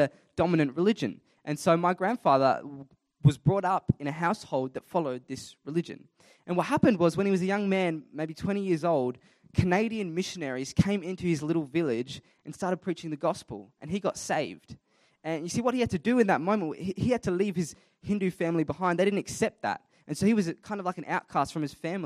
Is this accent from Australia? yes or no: yes; Adelaide, South Australia, Australia; I was born and raised in Adelaide, South Australia, born in Flinders Hospital